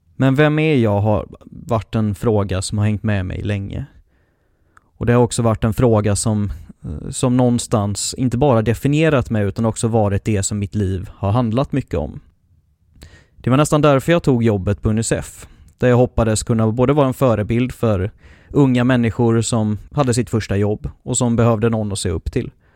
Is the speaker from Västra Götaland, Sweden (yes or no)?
yes; Mölndal, Västra Götaland, Sweden; also born or lived in Hemsjö / Piteå; Egentligen är jag ju inte från Göteborg. Jag föddes på Mölndals BB medan de fortfarande hade ett och bodde där mina första tio år innan jag flyttade ut bland kossor och, och trän i skogen vid Hemsjö